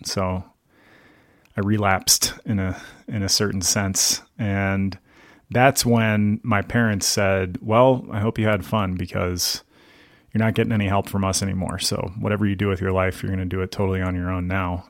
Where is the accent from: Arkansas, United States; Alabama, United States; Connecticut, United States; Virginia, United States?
Virginia, United States; Gaithersburg; moved away as an adult; also born or lived in central Pennsylvania; now in Livingston, United States; I grew up in the suburbs of Washington, D C, in a place called Gaithersburg